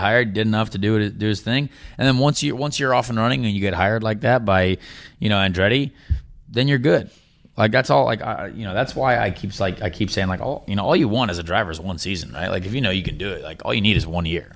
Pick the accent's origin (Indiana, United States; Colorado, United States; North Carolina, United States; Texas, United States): Indiana, United States; Indianapolis; It's my hometown